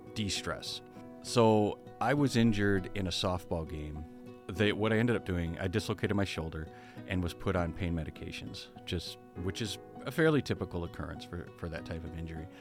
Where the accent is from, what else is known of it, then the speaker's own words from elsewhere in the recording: Berrien Springs, Michigan, United States; I was born and raised in Berrien Springs